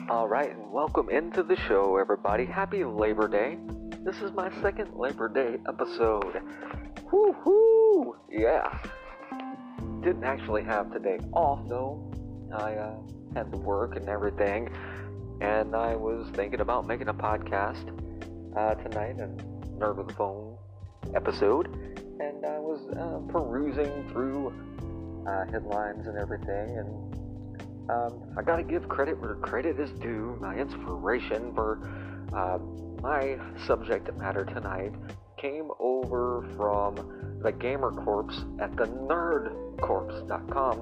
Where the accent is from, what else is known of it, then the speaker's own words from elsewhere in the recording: United States; I'm American